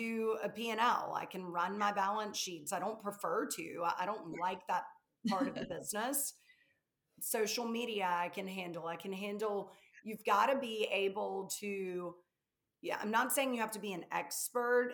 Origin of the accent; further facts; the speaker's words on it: the South, United States; accent: Southern; I'm from the South, if you can't tell from my accent